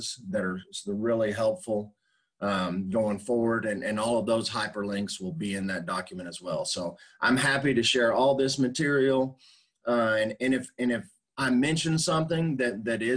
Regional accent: Dallas, Texas, United States; I grew up, my dad's a carpenter, so I grew up framing houses in the Dallas area.

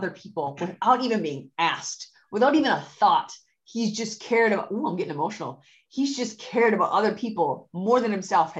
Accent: India; as an Indian woman who knows what the standards are for a family in that culture

